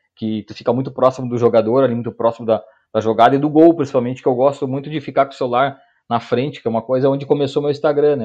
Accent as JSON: {"language": "Portuguese", "town": "Porto Alegre", "region": "Rio Grande do Sul", "country": "Brazil", "lives_now": "Canoas, Brazil", "said": "eu sou da, da, de Porto Alegre, hoje moro em Canoas, mas sou de, de, de Porto Alegre"}